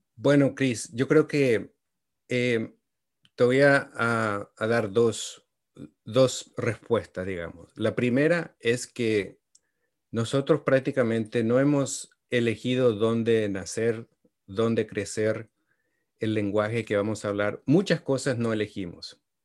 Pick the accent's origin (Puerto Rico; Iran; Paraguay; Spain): Paraguay; moved away as an adult; also born or lived in Washington, D.C.; now in United States; yo soy originario de Paraguay y vine aquí a los Estados Unidos cuando tenía 22 años